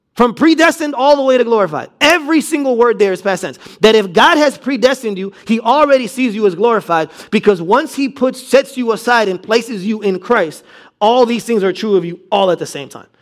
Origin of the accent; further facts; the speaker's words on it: United States; being American